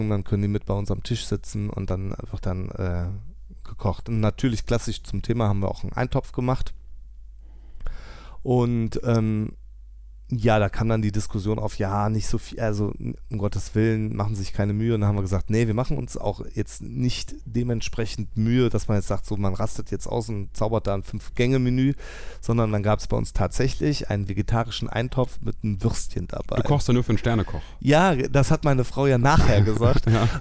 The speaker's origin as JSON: {"language": "German", "town": "Tönisvorst", "region": "North Rhine-Westphalia", "country": "Germany", "said": "ich komme aus Tönesforst."}